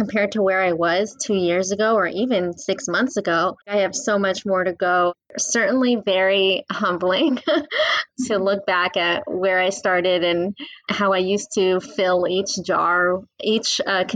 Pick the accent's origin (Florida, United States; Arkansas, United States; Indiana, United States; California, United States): California, United States; San Jose; I grew up in the Silicon Valley in San Jose